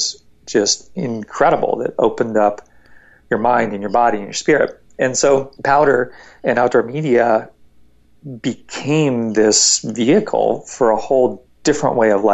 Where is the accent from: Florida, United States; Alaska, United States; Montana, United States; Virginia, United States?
Virginia, United States; Northern; I grew up in Northern Virginia